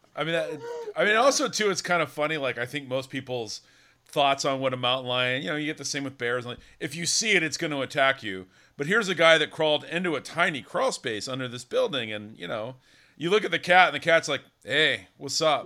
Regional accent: Davis, California, United States; I'm from Davis, you know, Northern California

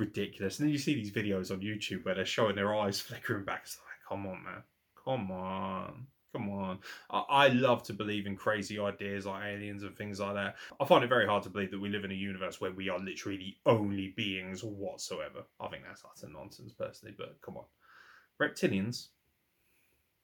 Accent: Midlands, United Kingdom; I'm from the Midlands

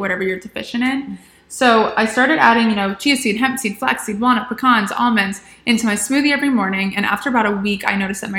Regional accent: Atlanta, Georgia, United States; now in Charleston, United States; originally I'm from Atlanta.

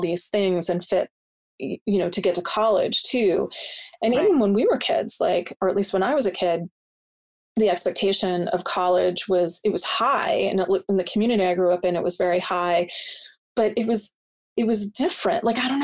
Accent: just outside of Providence, Rhode Island, United States; my hometown. We're just outside of Providence.

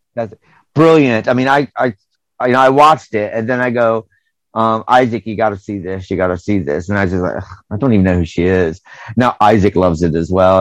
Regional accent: United States; now in United Kingdom; I'm American

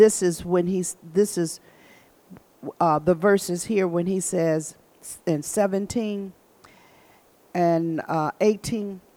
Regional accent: Michigan, United States

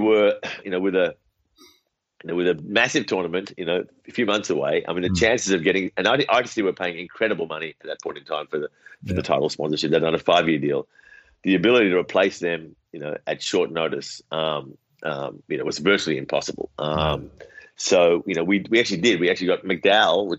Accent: Australia; moved away as an adult; also born or lived in India; now in Sydney, Australia; I grew up in Australia. So, you know, I spent the first 27 years of my life in Australia.

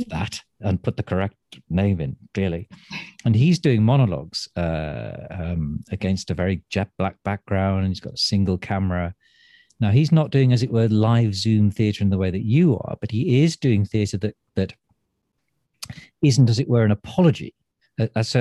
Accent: Manchester, North West England, United Kingdom; now in Stratford-upon-Avon, United Kingdom; I'm from Manchester. I was born there

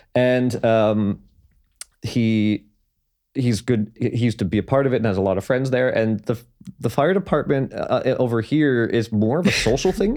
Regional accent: Toronto, Ontario, Canada; I was born and raised in Toronto, um, well, in and around.

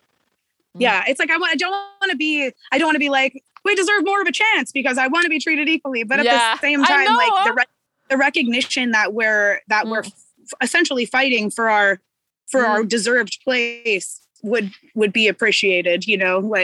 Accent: Corvallis, Oregon, United States; moved away as an adult; also born or lived in Portland, Oregon; now in California, United States; I'm from like a small town called Corvallis. It's like where the university is here. But I've lived in Portland since I was like 15.

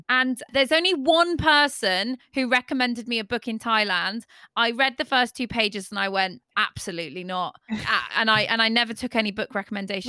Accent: Devon, South West England, United Kingdom; I'm from Devon

